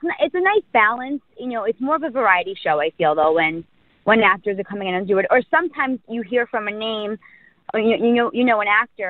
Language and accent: English; New York City, New York, United States; born and raised an Italian from the Bronx